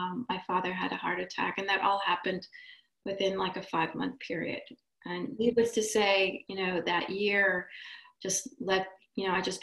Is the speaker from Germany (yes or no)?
no; Israel; moved away; also born or lived in Boston; I'm from Israel.